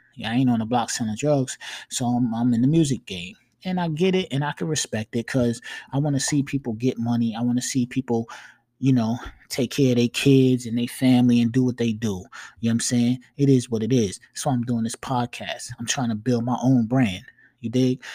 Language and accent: English; New York, United States; accent: New York; You can hear that I'm from New York when I talk